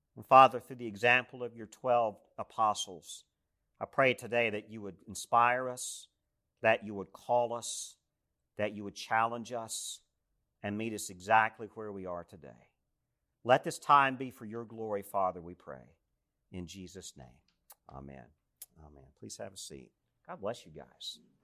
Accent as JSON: {"language": "English", "region": "East Tennessee", "country": "United States", "tie": "born or raised there", "moved": "yes", "said": "So I grew up in East Tennessee. I grew up in the Southern Appalachians."}